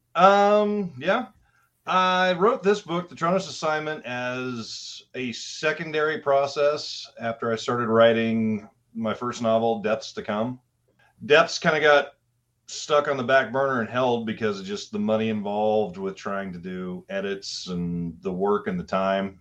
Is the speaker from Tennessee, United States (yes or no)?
no; Nebraska, United States; also born or lived in Kansas; I'm from Midwest Nebraska in the tri-state area